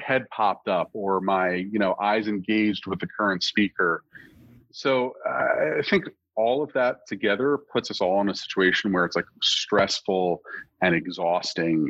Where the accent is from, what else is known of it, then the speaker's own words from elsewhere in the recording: United States; also born or lived in New Jersey; I'm technically from the Northeast Philadelphia suburbs